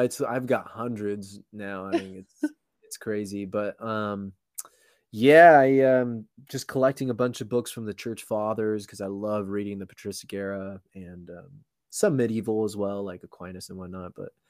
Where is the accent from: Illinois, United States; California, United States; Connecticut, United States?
California, United States; Los Angeles; Yeah, well, I mean, I was born and raised in Southern California. I lived in a bunch of different cities, but mainly from LA.